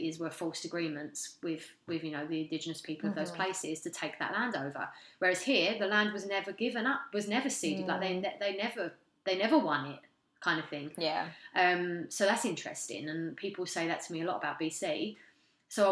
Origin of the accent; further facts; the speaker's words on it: London, United Kingdom; moved away as an adult; now in Canada; I'm from London. I'm very much a Londoner.